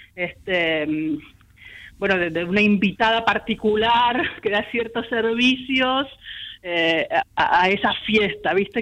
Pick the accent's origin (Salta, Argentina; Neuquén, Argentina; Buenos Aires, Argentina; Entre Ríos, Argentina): Buenos Aires, Argentina; yo soy más porteña que nada, ¿viste? nena de balcón, así de toda la vida, nacida en el bosque, ahí en Malavia y Güemes, y chica de departamento